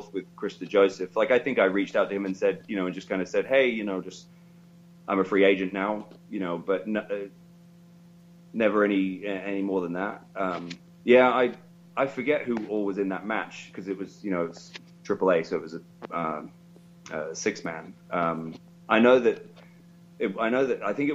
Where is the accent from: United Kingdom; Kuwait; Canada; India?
United Kingdom; King's Lynn, East of England; Kings Lynn, which is my hometown